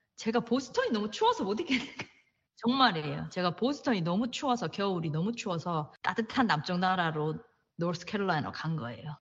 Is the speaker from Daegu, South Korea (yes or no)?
yes; Daegu, South Korea; moved away as an adult; also born or lived in Boston; now in United States; 전 대구 사람이거든요